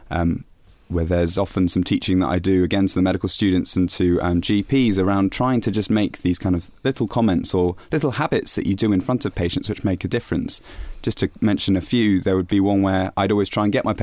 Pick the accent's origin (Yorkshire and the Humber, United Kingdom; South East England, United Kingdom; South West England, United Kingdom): South West England, United Kingdom; Bristol; now in Bath, United Kingdom; I grew up in Bristol, so in Bristol. Exactly. I'm kind of Bristol, really.